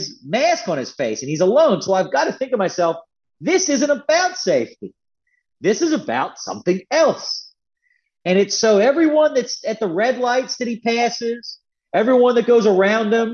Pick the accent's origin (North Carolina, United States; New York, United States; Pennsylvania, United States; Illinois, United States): Pennsylvania, United States; Philadelphia; now in Northern Virginia, United States; I'm from Philly originally